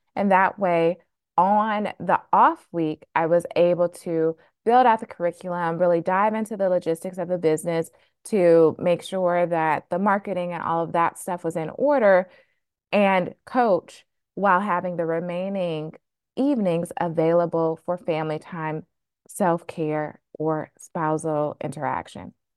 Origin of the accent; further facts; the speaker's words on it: Flint, Michigan, United States; now in Boston, United States; I was born and raised really frugal in Flint, Michigan